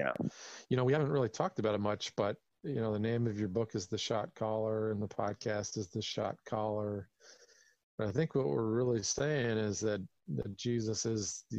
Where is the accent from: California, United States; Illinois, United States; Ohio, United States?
California, United States; I grew up in California like you